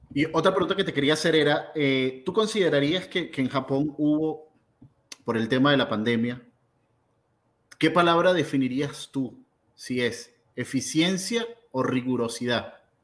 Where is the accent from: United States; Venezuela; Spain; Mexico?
Venezuela; para mí como venezolano